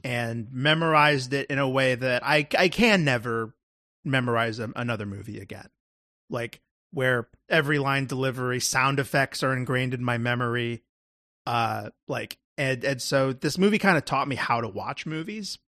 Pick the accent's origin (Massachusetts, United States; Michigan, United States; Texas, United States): Texas, United States; that's me being a Texan